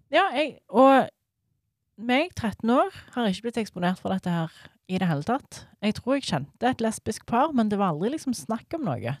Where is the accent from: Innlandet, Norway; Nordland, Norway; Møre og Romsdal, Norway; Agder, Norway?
Innlandet, Norway; rural inland Norway; For jeg er fra Bygd-Norge. Jeg er jo ikke fra Stavanger. Jeg er liksom innlandet.